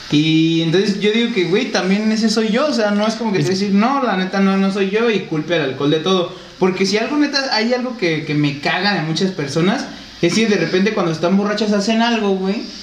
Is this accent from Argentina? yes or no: no; Mexico; nuestra identidad, a lo mejor como mexicanos